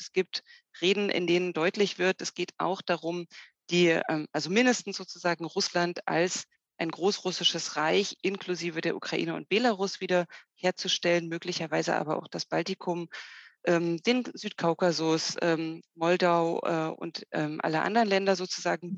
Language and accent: German; Germany; wir als Deutsche